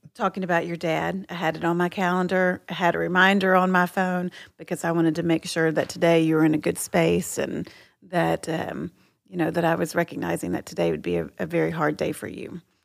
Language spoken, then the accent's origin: English; Texas, United States; I'm from Texas